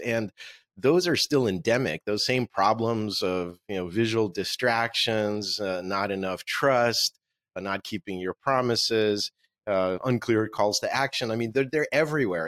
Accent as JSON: {"language": "English", "region": "Moscow", "country": "Russia", "tie": "born or raised there", "first_language": "Russian", "second_language": "English", "moved": "yes", "said": "This is my book in Russian, which is my native language. I was born in Moscow."}